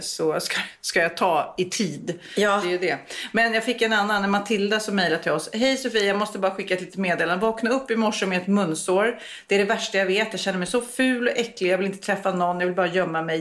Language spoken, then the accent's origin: Swedish; Sweden; vi svenskar